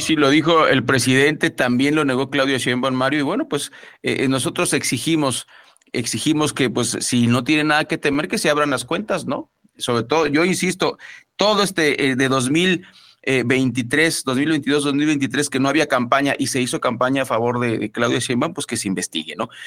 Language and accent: Spanish; Mexico